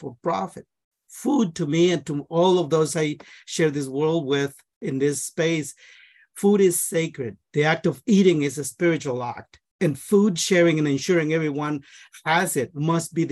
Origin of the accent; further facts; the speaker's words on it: Guatemala; now in Northfield, United States; I am from Guatemala. I'm a first generation immigrant in this country. I'm also an agronomist. I grew up in the rainforest